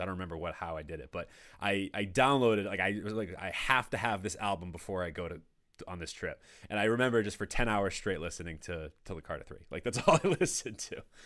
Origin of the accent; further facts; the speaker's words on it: Danvers, Massachusetts, United States; also born or lived in Peabody / Framingham / Medford / Reading; now in North Andover, United States; I grew up in Danvers